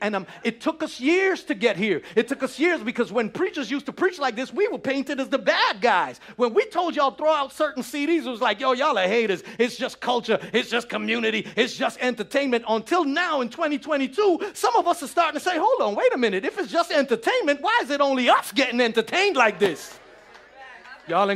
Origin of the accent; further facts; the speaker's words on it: New York City, New York, United States; growing up in New York City, it was all, yo, we from the hood